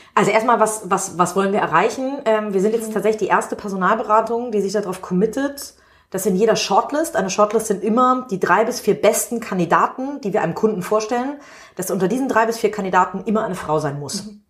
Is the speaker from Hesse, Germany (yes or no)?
no; Hamburg, Germany; ich bin in einem privilegierten Stadtteil Winterhude in mhm. Hamburg aufgewachsen